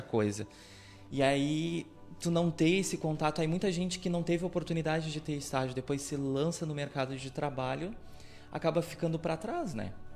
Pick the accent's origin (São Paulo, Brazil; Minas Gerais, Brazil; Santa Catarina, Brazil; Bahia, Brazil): Bahia, Brazil; Camacã; moved away as an adult; Eu fui um jovem que saí de Camacô pra estudar fora